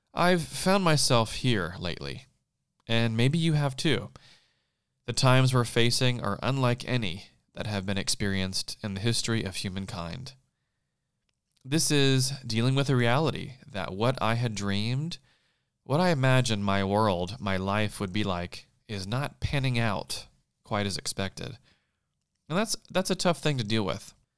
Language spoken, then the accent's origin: English; South Carolina, United States; moved away as an adult; now in Los Angeles, United States; leaving everything I knew where I grew up in South Carolina and making the two thousand plus mile trip to California almost ten years ago